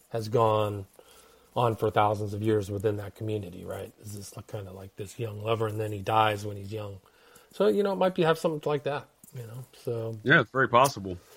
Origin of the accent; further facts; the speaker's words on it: California, United States; in Berkeley, and I'm from Northern California